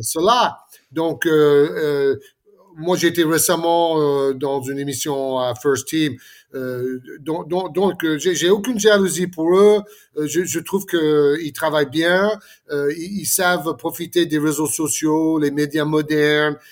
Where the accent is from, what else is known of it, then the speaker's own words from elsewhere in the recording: Florida, United States; moved away; la, maison de, de, mon enfance en Floride